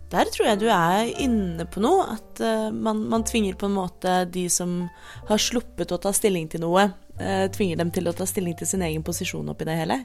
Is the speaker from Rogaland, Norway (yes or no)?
no; Oslo, Norway; 28 år gammel fra Oslo